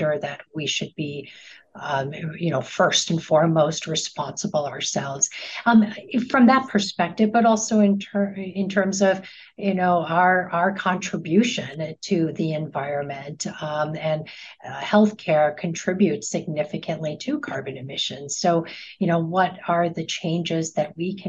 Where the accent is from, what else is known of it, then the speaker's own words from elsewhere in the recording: Chicago, Illinois, United States; my hometown of Chicago